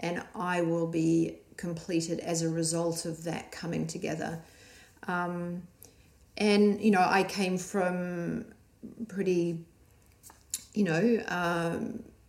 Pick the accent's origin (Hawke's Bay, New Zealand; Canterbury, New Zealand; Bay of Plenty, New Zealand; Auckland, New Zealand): Canterbury, New Zealand; Christchurch; moved away as an adult; also born or lived in Australia; my circle of where I came, little small Christchurch in New Zealand.